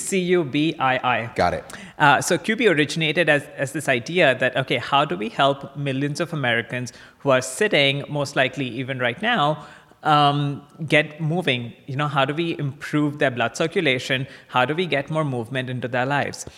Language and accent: English; Kolkata, West Bengal, India; moved away as an adult; also born or lived in Chicago; I grew up in India. Um, in a in a town called Calcutta, which is the eastern side of uh, the country, and I went to high school there